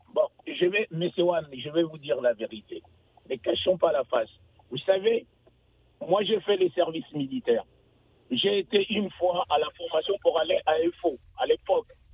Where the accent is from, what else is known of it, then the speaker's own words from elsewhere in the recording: Kinshasa, DR Congo; moved away; Je suis Pinois. Je suis né à Kitambo